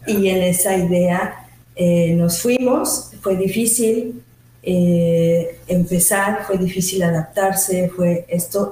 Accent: Mexico City, Mexico; moved away as an adult; also born or lived in Switzerland; now in Mérida, Mexico; yo soy mexicana, originalmente de la Ciudad de México, nací hace unos 50 y algo de años.

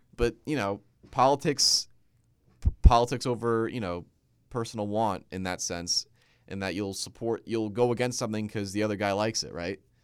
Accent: New Jersey, United States; my home state of Jersey

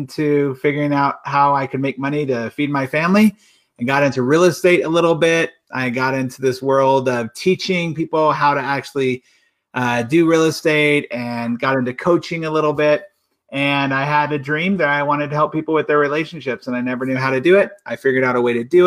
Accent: Apple Valley, California, United States; moved away as an adult; now in Utah, United States; I grew up, born and raised in California. My whole life, I lived in a small little town for most of my life called Apple Valley.

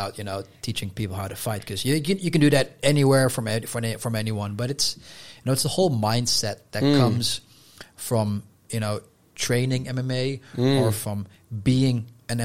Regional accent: Netherlands; first language Dutch; English is a second language; Because in Dutch, if you know, we say we're from Holland, and you are a Hollander

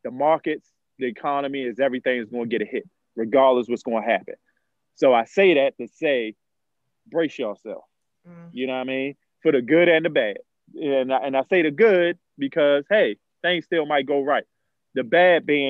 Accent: Baltimore, Maryland, United States; I'm from Baltimore. As we know, I'm from Bmore. I'm from Emerson and Monroe, all the roughest neighborhoods

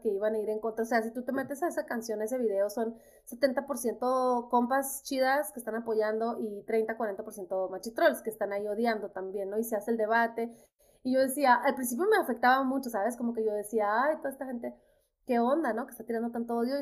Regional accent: Nogales, Sonora, Mexico; moved away as an adult; also born or lived in Guadalajara; now in New York, United States; yo crecí mi casa estaba en Nogales, Sonora y sigue estando ahí

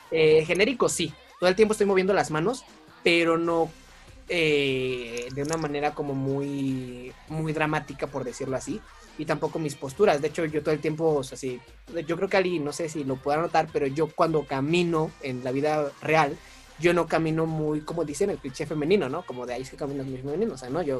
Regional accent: Mexico; accent: norteño, colombiano, chilango mix; mezcla entre norteño, slash colombiano, slash este chilango.

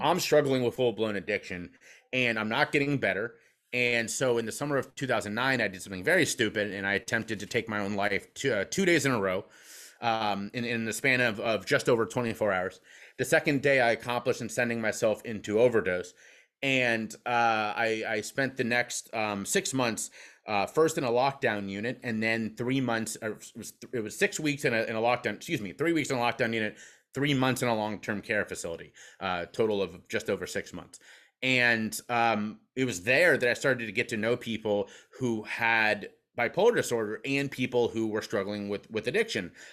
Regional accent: Cincinnati, Ohio, United States; now in Pennsylvania, United States; I'm from Cincinnati, Ohio, where whiskey flows like water

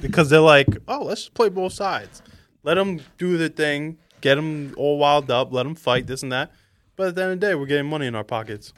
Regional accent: New York, United States; I love being a New Yorker

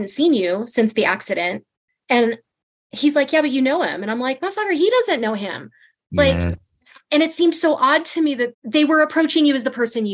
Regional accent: Los Angeles, California, United States; moved away as an adult; I grew up in Los Angeles. I spent 35 years there

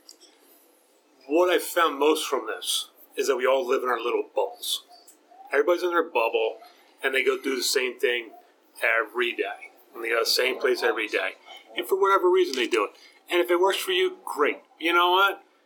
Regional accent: Delaware County, Pennsylvania, United States; also born or lived in Swarthmore, Pennsylvania; I grew up in Delco

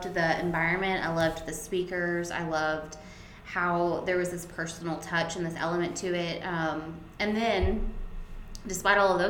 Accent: Cabot, Arkansas, United States; I am originally from Cabot, Arkansas. Moved up to Northwest Arkansas to go to school at the university and never left.

